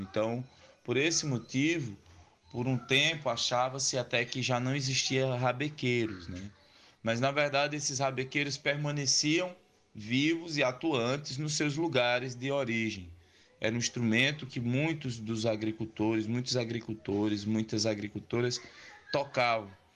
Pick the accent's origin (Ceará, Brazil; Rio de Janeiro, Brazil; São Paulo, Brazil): Ceará, Brazil; Juazeiro do Norte; now in Crato, Brazil; a cidade de Juazeiro, que é a cidade de onde eu nasci, a cidade que eu nasci, nasci e me criei